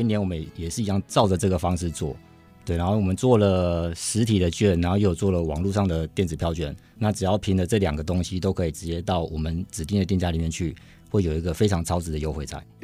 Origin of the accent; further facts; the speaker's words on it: Hsinchu, Hsinchu City, Taiwan; 大城街它其实就是我们新竹人陪着我们一起长大的一条街